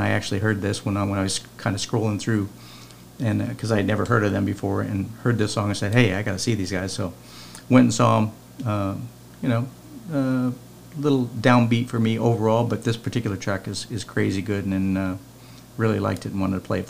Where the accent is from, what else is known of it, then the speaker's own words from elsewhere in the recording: San Diego, California, United States; when I was growing up in San Diego in the 70s